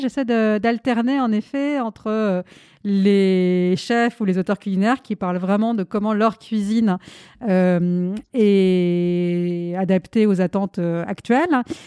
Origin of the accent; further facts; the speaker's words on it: France; also born or lived in India; Je suis née en Inde, je vis en France depuis que je suis toute petite petite